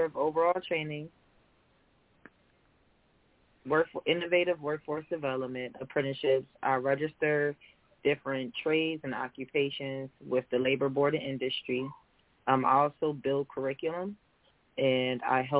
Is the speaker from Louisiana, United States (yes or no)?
no; Philadelphia, Pennsylvania, United States; also born or lived in Denmark, South Carolina; I live in West Philly. I'm from Uptown.